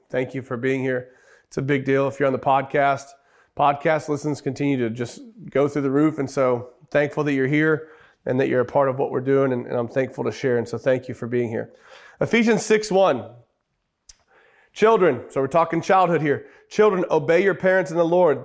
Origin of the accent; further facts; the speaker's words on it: Oklahoma, United States; We're from Oklahoma.